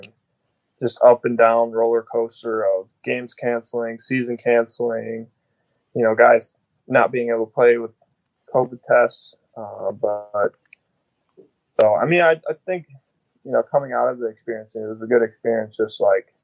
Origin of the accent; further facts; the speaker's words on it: Wisconsin, United States; growing up as a Wisconsin kid